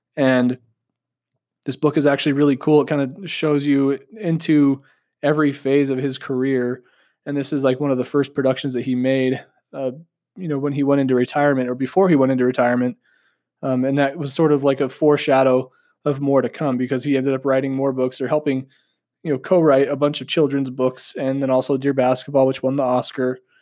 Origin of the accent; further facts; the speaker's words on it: Southeastern Idaho, United States; I'm from Southeastern Idaho.